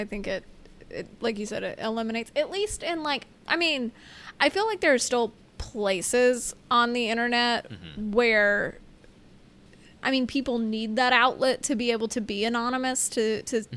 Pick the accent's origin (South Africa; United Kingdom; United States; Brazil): United States; two bozo Americans